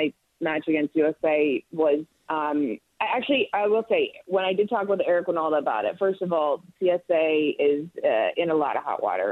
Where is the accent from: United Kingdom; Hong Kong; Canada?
Canada; Toronto, Ontario; I'm from Toronto